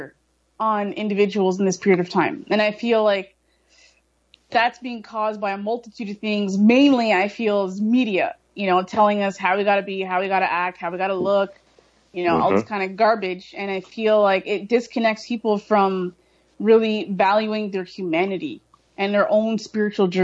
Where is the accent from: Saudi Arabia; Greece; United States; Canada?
Canada; Brampton, Ontario; also born or lived in Toronto; growing up here in Brampton, growing up in Toronto, it's cliquish